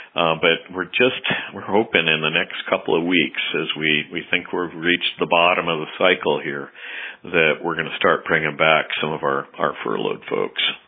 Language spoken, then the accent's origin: English; Seattle, Washington, United States; I grew up in the Seattle area